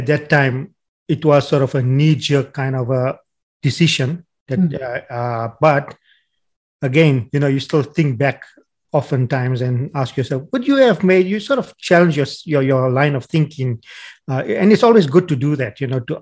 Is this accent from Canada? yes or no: no; South Africa; accent: South African; moved away as an adult; now in Australia; my South African accent